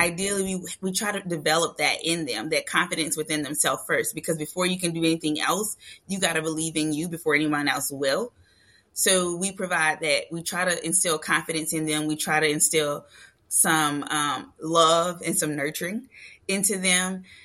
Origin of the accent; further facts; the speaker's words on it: Louisiana, United States; We're from Louisiana